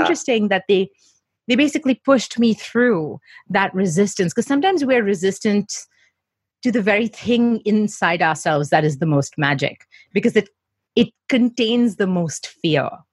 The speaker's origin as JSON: {"language": "English", "town": "Mumbai", "region": "Maharashtra", "country": "India", "tie": "born or raised there", "said": "I grew up in Mumbai, where we have the British schooling system"}